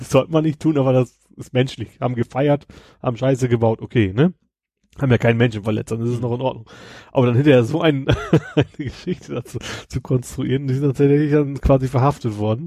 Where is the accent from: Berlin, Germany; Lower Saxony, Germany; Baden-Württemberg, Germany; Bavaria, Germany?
Lower Saxony, Germany; Kroge; aus meinem Heimatort, Kroge, ne, das ist so mhm. 2000 Einwohner